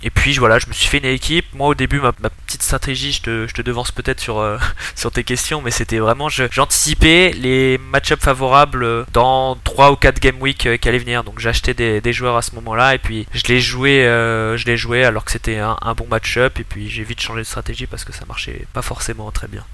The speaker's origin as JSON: {"language": "French", "town": "Montpellier", "region": "Occitania", "country": "France", "also_born_or_lived": "New Caledonia", "moved": "as an adult", "lives_now": "Switzerland", "said": "je suis originaire de Montpellier."}